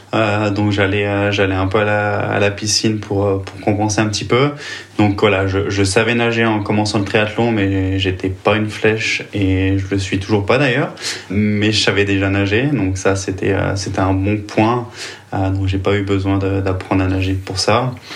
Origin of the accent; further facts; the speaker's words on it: Vichy, Auvergne-Rhône-Alpes, France; moved away as an adult; also born or lived in Nyon, Switzerland; now in Switzerland; je suis originaire de Vichy, donc en France